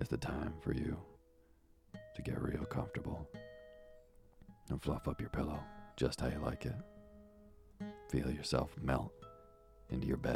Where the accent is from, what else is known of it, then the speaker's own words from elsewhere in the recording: Vermont, United States; as a kid growing up in Vermont